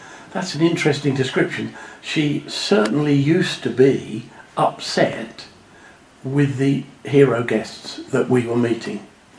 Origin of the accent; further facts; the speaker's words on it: Suffolk, East of England, United Kingdom; moved away as an adult; also born or lived in Bedford / Cambridge / Huntingdon; now in Jersey; I was born in Suffolk, and I went to Stowmarket Grammar School.